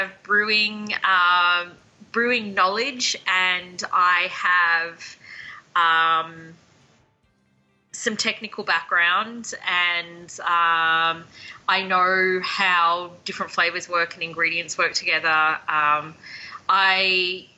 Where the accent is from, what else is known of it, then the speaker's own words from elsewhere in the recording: Melbourne, Victoria, Australia; moved away as an adult; also born or lived in Banff, Canada / Lake Louise, Canada; now in Calgary, Canada; I come from Melbourne, Australia, so the most southern tip of the mainland.